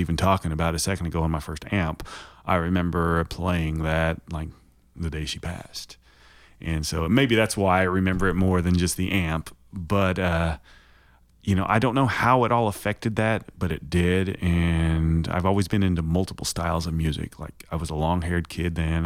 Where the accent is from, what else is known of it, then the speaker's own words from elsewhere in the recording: Shawnee, Oklahoma, United States; also born or lived in Fremont, California / Hayward, California; I grew up in Shawnee, Oklahoma, so I'm an Okie. I moved out there when I was seven. I was born in California.